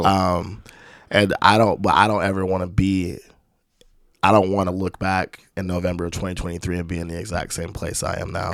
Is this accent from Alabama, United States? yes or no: yes; Spanish Fort, Alabama, United States; also born or lived in Landstuhl, Germany / California; my mom moved with me back to the Mobile area in Alabama